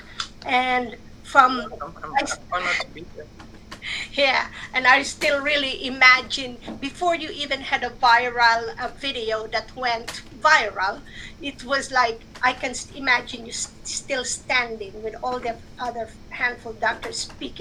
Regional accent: Philippines; moved away; I grew up in the Philippines

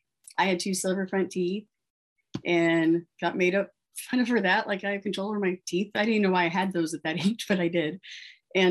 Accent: Texas, United States; born there; I was born in 85 in Texas to pretty much newly married parents.

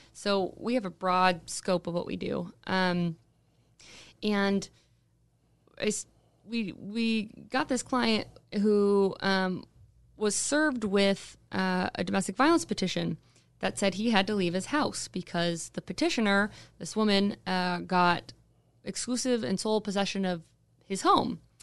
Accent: Anchorage, Alaska, United States; I was born and raised, uh, here in Anchorage, uh, actually right down the street from the studio. I was, was born and raised in Spinard

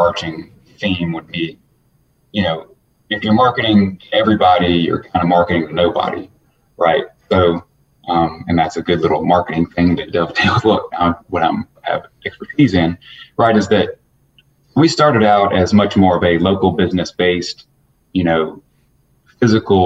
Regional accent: Atlanta, Georgia, United States; I'm born and raised Atlanta, Georgia. I was born at Northside Hospital. So one of the few native Atlantans

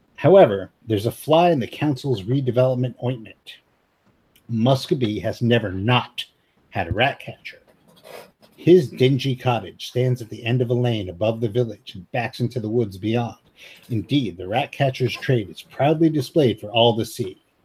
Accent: United States

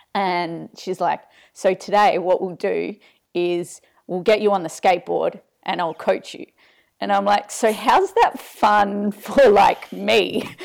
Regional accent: Adelaide, South Australia, Australia; moved away; trail running store down in Adelaide from, from my hometown

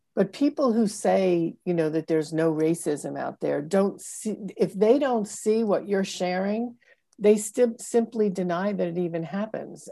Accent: Brooklyn, New York, United States; I'm from the Northeast. I grew up in, uh, Brooklyn, Long Island

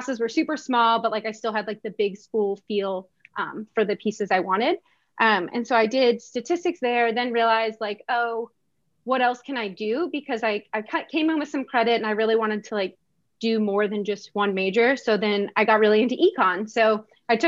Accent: Maryland, United States; moved away as an adult; also born or lived in Virginia; I'm from Maryland.

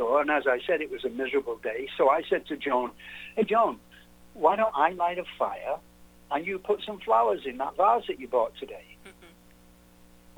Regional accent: England, United Kingdom; now in United States; I'm English, of course, so I'm not from here.

